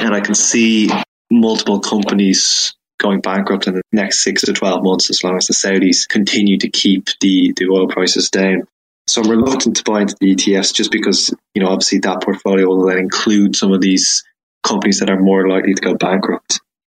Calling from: Ireland; I'm calling from Ireland.

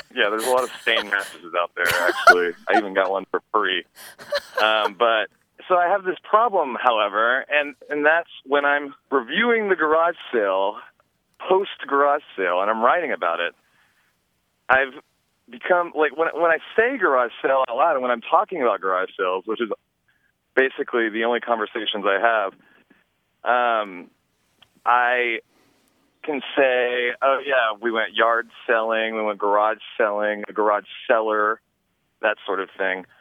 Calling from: Crescent City, California, United States; I'm calling from Northern California in Crescent City

